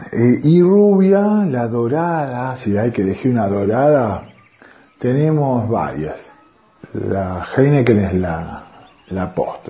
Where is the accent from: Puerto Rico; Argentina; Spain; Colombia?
Argentina; Prefiero seguir siendo argentino